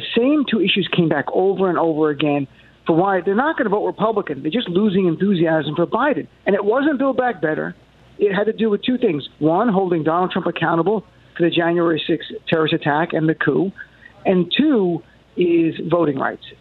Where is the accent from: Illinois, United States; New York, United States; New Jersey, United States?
New Jersey, United States; growing up in Jersey